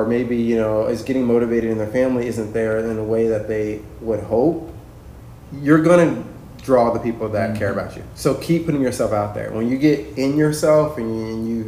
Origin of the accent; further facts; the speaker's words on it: Kansas, United States; moved away; I grew up in Kansas